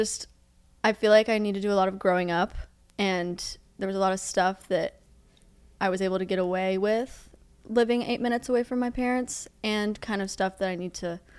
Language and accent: English; Plano, Texas, United States; now in Seaside, United States; I'm from Dallas, Texas. Well, from Plano. It's like 20. It's like 20 minutes out of Dallas. Grew up there my whole life.